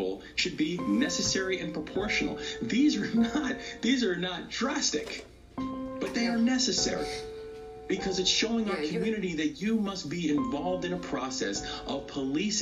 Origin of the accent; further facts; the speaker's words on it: Maryland, United States; Maryland became the first state in the country, my home state